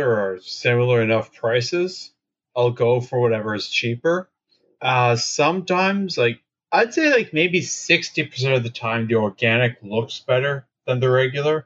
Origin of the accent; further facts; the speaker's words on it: Canada; I'm Canadian.